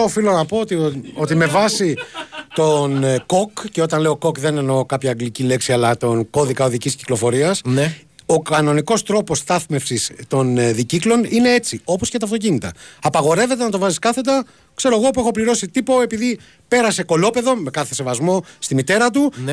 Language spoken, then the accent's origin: Greek; Gaitani, Ionian Islands, Greece; στο χωριό μου, στο Γαϊτάνι